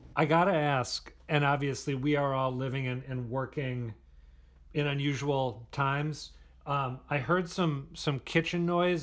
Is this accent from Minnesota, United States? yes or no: yes; Minnesota, United States; now in Boston, United States; Since I am not from here, since I grew up in Minnesota, not in Massachusetts